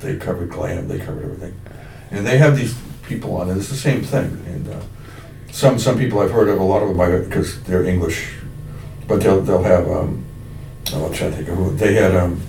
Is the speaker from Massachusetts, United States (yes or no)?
yes; Pembroke, Massachusetts, United States; I grew up in Bryanville.